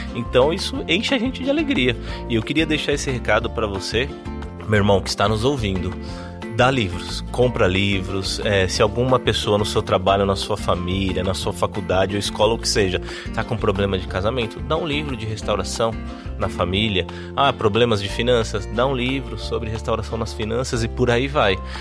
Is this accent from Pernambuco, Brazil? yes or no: no; São Paulo, Brazil; moved away as an adult; now in Campina Grande, Brazil